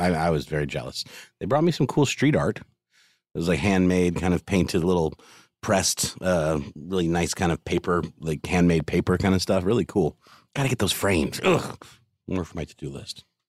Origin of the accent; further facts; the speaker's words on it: Augusta, Georgia, United States; my hometown in Augusta, Georgia, where I grew up